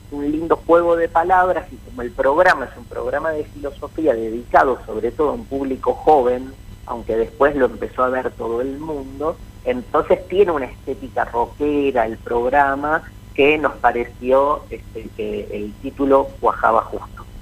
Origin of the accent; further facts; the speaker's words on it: Buenos Aires, Argentina; soy eh, pincha porteño